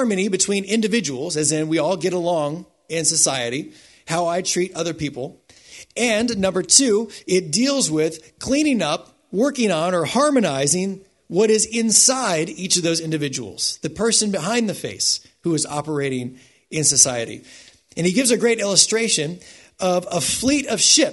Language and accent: English; United States; I was raised in the United States, so I think like an American